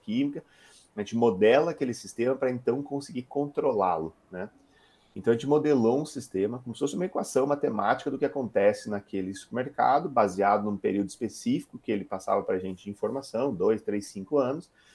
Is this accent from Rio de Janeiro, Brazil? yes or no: no; Curitiba, Paraná, Brazil; also born or lived in Rio Grande do Sul / Santa Catarina / United States / Germany; eu sou um gaúcho de Curitiba, né? Nasci no Rio Grande do Sul, mas morei minha vida inteira em Curitiba